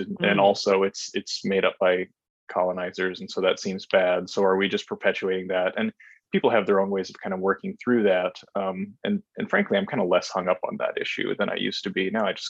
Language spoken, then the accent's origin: English; North Dakota, United States; Yeah, I am from North Dakota, or I went to high school there at least. And so I also went to college there at the University of North Dakota.